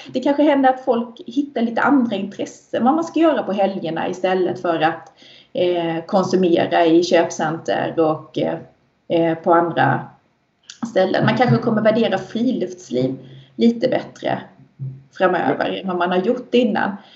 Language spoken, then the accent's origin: Swedish; Sweden; Vi svenskar